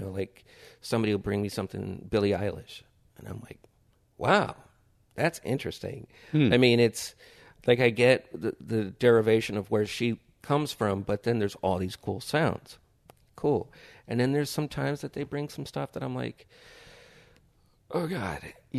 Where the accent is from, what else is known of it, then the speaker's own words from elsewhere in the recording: Hollywood, California, United States; I know that there's like some sort of PTSD from growing up in Hollywood.